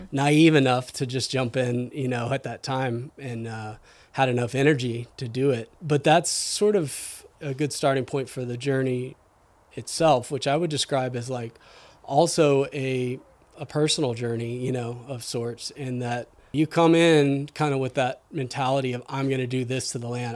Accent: Houston, Texas, United States; moved away as an adult; also born or lived in Austin, Texas / Northern California; now in Whidbey Island, United States; I grew up in Houston and then moved to, spent most of my adult life in Austin.

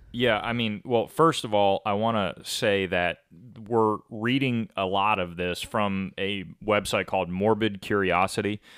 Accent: Rochester, New York, United States; where I'm from in Rochester, Lake Ontario is like five minutes outside

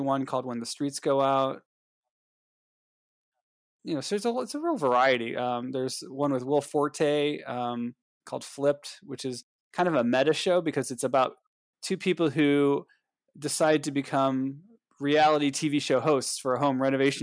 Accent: Cleveland, Ohio, United States; I'm from Cleveland

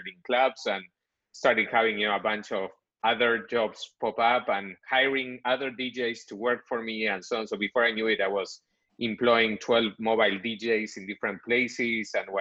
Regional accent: Buenos Aires, Argentina; moved away as an adult; now in United States; I'm originally from Buenos Aires, Argentina. So I was born there, grew up there

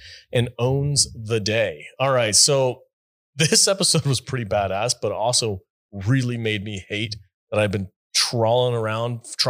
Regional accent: Gettysburg, Pennsylvania, United States; I was born in Gettysburg, Pennsylvania.

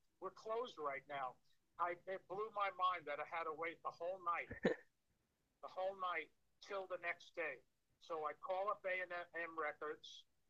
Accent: New York, United States; But because I was from New York and I went to the High School of Performing Arts, I told Mike, I'm not getting on my back.

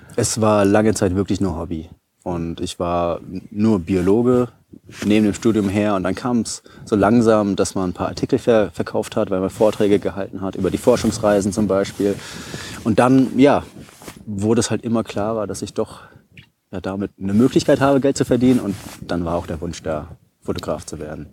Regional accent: Taunus, Hesse, Germany; moved away as an adult; also born or lived in Giessen / Vienna; ich bin aus dem Taunus, äh, bin ich dort aufgewachsen

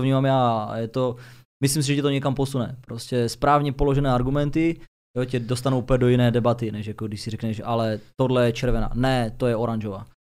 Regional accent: Ostrava, Moravian-Silesian Region, Czechia; Já už teda na Dubině nebydlím, ale prostě kdykoliv tam přijdu, tak se cítím, že jsem doma.

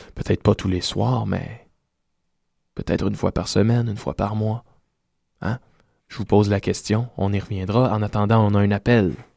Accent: Salaberry-de-Valleyfield, Quebec, Canada; Je viens moi-même de Salaberry, de Valleyfield

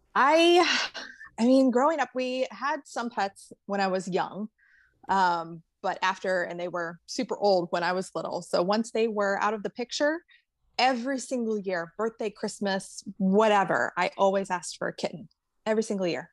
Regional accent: St. Louis, Missouri, United States; moved away; I actually grew up in the Midwest. I'm from St. Louis.

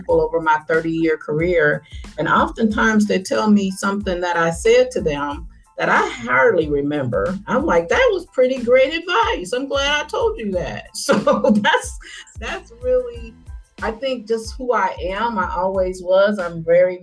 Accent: Harvey, Illinois, United States; I grew up in Harvey, Illinois, and it's a south suburb of Chicago

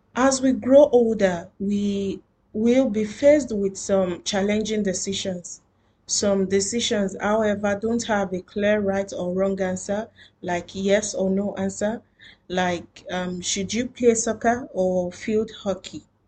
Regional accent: Nigeria; now in Doha, Qatar; I am a Nigerian living in Doha, Qatar.

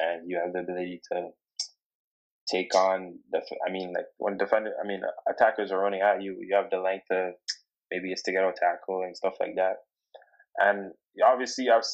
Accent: Toronto, Ontario, Canada; now in Oshawa, Canada; I'm from Toronto. I grew up in Toronto.

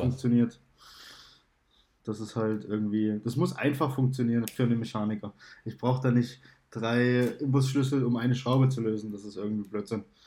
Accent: GDR, East Germany, Germany; Ich bin halt in der DDR geboren

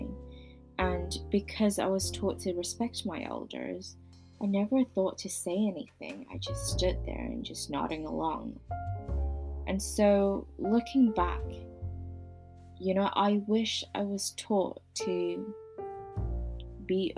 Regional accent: Hong Kong; I was born and raised in Hong Kong

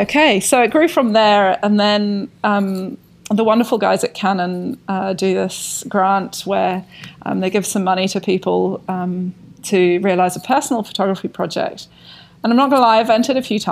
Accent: Scotland, United Kingdom; moved away as an adult; also born or lived in London, United Kingdom; now in Wanaka, New Zealand; I grew up rurally in Scotland

